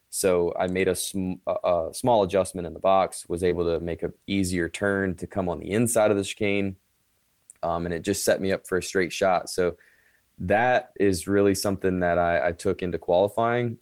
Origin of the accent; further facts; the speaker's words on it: Currituck, North Carolina, United States; also born or lived in Kill Devil Hills, North Carolina; we grew up in Currituck, North Carolina, Killable Hills, North Carolina.